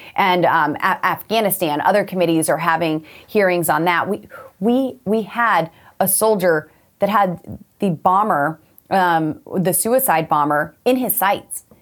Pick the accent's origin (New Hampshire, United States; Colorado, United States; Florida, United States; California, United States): Colorado, United States; I'm from Colorado